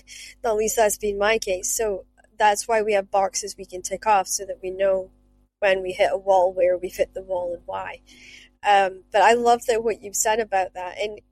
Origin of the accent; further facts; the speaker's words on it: Shetland, Scotland, United Kingdom; accent: Scottish; now in Stirling, United Kingdom; Just down the road from Stirling Castle, but I came from Shetland, which was one of the, what they called sanctuary places.